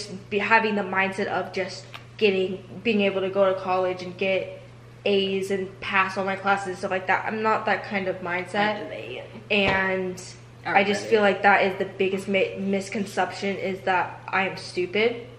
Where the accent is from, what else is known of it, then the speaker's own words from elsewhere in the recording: United States; being an American